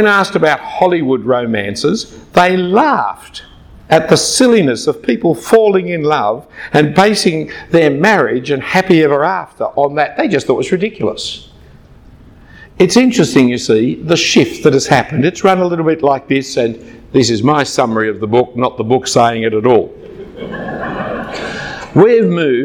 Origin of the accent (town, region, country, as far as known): Australia